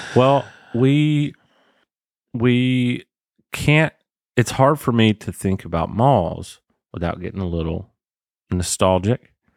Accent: Waycross, Georgia, United States; Where I grew up in Waycross

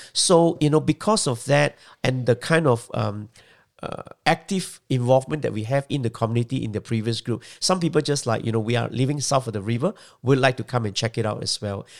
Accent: Malaysia; moved away as an adult; also born or lived in Singapore; now in Australia; Well, I was born in Malaysia, but I lived for the first twenty years of my life in Malaysia.

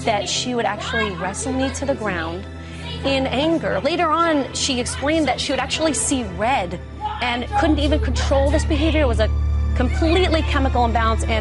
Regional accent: New York City, New York, United States; my hometown. I'm a little Jewish girl from Brooklyn

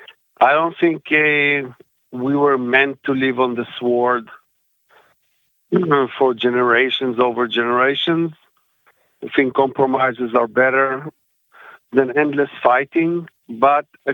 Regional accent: Haifa, Haifa District, Israel; I grew up in Haifa, Israel. I was born there.

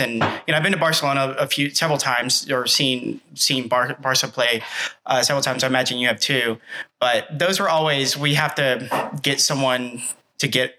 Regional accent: Atlanta, Georgia, United States; growing up in Atlanta

